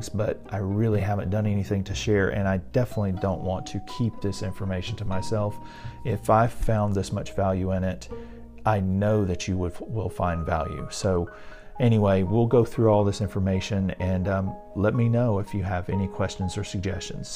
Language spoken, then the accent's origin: English; Alabama, United States; So I've lived in Alabama my entire life